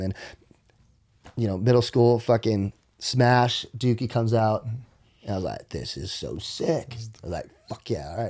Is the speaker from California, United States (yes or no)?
no; Maryland, United States; And I remember growing up in Maryland, I remember my room and I remember my closet door.